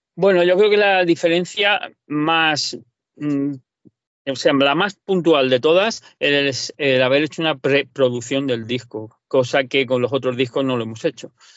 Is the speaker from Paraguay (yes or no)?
no; Valencian Community, Spain; now in Murcia, Spain; yo no hablo, valenciano, soy de Parla Valencia